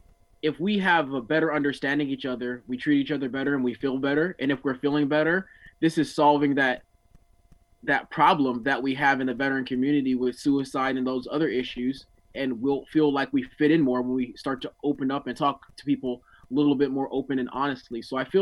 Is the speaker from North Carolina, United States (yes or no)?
no; Newark, New Jersey, United States; You know, I come from Newark, New Jersey, one of the worst places, things like that.